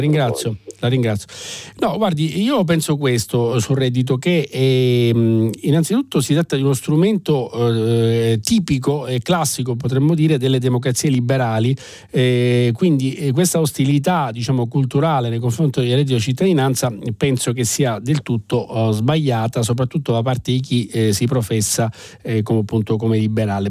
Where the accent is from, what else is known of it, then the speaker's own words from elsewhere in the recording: Sicily, Italy; da siciliano e quindi diciamo da, da chi proviene da un ambiente più complesso